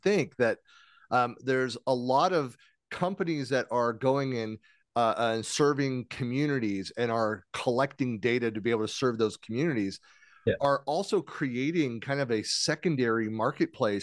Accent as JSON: {"language": "English", "country": "United States", "said": "I'm from America"}